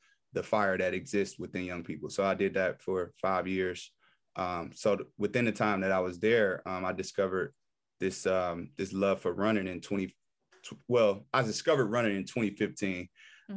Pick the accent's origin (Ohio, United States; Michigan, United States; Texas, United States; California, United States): Michigan, United States; Detroit; also born or lived in Nashville, Tennessee; born and raised in Detroit, from the west side of Detroit